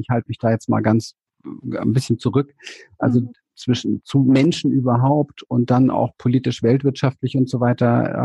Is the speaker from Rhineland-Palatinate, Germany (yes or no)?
no; Berlin, Germany; ich bin aufgewachsen in Berlin, ich komme aus dem Ghetto, ich bin ein Hinterhofskind